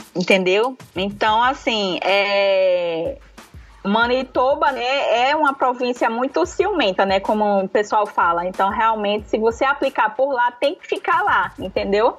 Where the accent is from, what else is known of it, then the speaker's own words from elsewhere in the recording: Recife, Pernambuco, Brazil; now in Natal, Brazil; Hoje eu moro em Natal, sou de Recife, mas moro em Natal